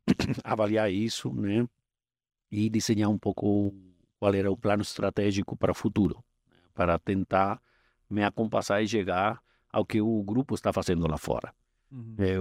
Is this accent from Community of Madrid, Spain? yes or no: yes; Madrid, Community of Madrid, Spain; Portuguese is a second language; moved away as an adult; also born or lived in United States; now in Brazil; eu sou espanhol, é, nasci em Madrid